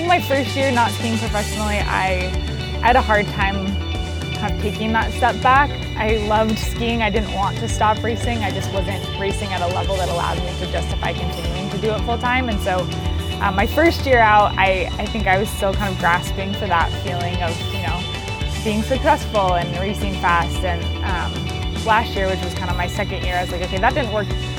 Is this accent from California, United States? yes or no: no; Bozeman, Montana, United States; moved away as an adult; also born or lived in Vermont; I grew up in Bozeman, Montana